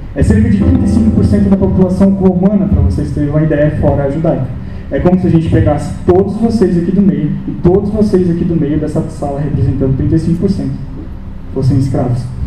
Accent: Blumenau, Santa Catarina, Brazil; nasci aqui em Blumenau, sou natural de Blumenau

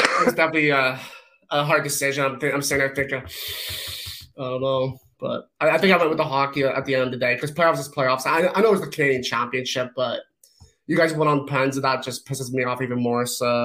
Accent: England, United Kingdom; So, I mean, I'm also English, so pens in my history is just not a good thing.

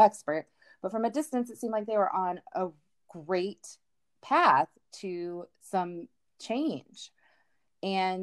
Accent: United States; as an American woman

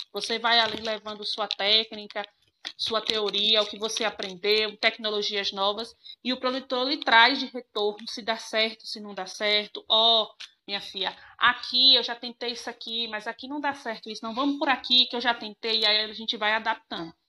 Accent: Jacobina, Bahia, Brazil; vim para minha cidade natal, Jacobina, e aí pedi transferência para cá.

